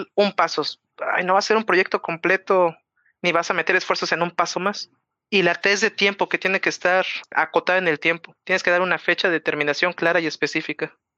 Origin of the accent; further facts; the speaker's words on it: Mexico City, Mexico; que soy de la Ciudad de México